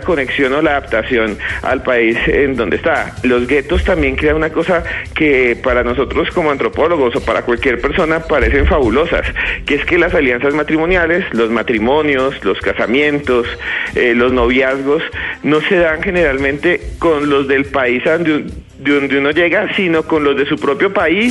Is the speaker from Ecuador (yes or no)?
no; Colombia; Colombia también eh, exporta gente que somos nosotros mismos, colombianos, y los colombianos creamos nuestros mismos lazos